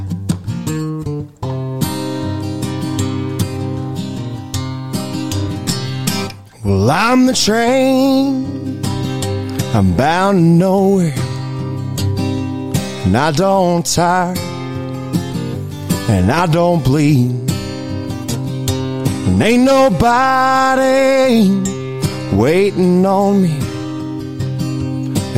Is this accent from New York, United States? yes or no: no; Florida, United States; now in Kentucky, United States